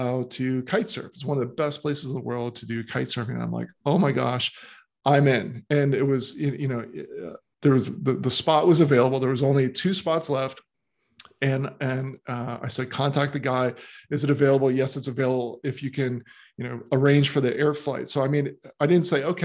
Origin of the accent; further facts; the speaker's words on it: Florida, United States; moved away as an adult; also born or lived in Miami / St. Augustine; now in Australia; when I was growing up in Florida, I moved from Miami to St. Augustine